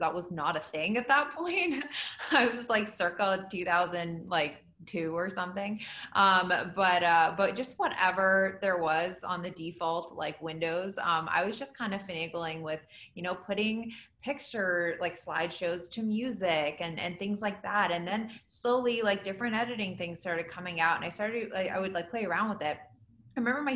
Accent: Washington, District of Columbia, United States; moved away as an adult; now in Los Angeles, United States; I grew up on the East Coast in the DC area, and I moved out to LA as soon as I could

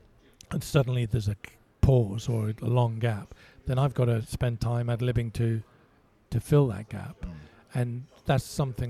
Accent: Malta; born there; moved away; So, but I was born in Malta, and so I qualified by birthright, if you like, to represent them in the Commonwealth Games

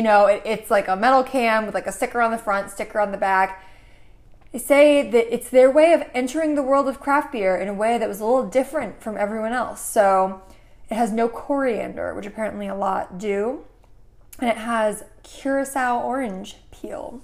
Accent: Connecticut, United States; moved away; I grew up in Connecticut

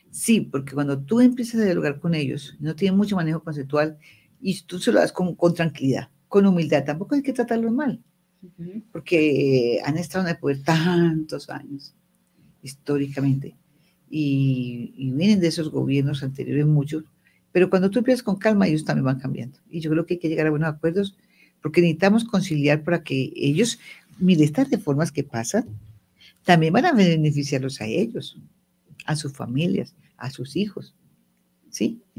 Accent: Medellín, Antioquia, Colombia; Yo soy paisa. Y allá en Medellín, en la familia, tuvo una reunión familiar

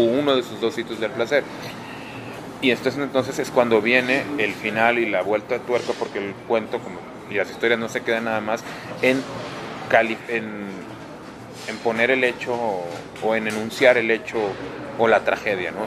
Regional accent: northern Mexico, Mexico; al lugar de donde provengo

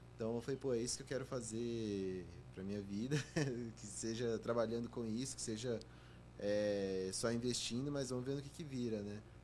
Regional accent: Goiânia, Goiás, Brazil; moved away as an adult; Eu sou de Goiânia. Uhum nasci, cresci lá, passei os primeiros 18 anos da minha vida lá

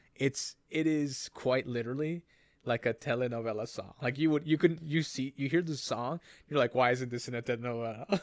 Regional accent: Canada; we're Canadian

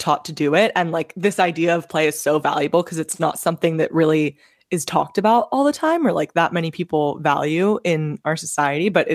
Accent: Costa Rica; now in United States; we're actually from Costa Rica

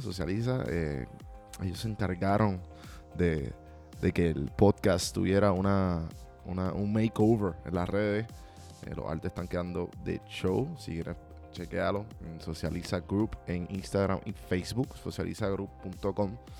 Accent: Puerto Rico; moved away; como yo soy puertorriqueño fuera de Puerto Rico

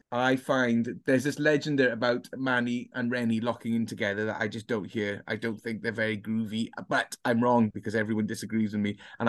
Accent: Swansea, Wales, United Kingdom; Growing up in Swansea in the 90s

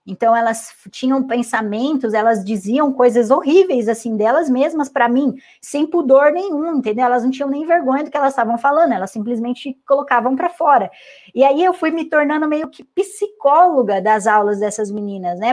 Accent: Santa Bárbara d'Oeste, São Paulo, Brazil; also born or lived in Santos; vou para minha cidade natal, né? Que daí eu voltei para o interior de São Paulo, para Santa Bárbara

